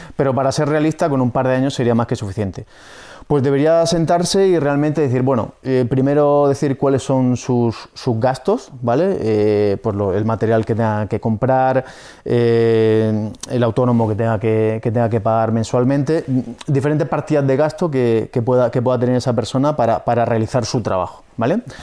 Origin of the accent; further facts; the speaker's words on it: Murcia, Region of Murcia, Spain; soy de aquí de Murcia